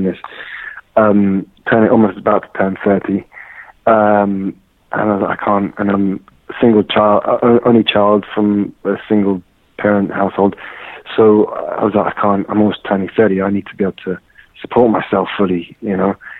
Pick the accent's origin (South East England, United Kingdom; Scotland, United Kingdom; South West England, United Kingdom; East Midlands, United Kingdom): South East England, United Kingdom; Surrey; now in London, United Kingdom; I grew up in Surrey, in England, and I always saw myself as British, as English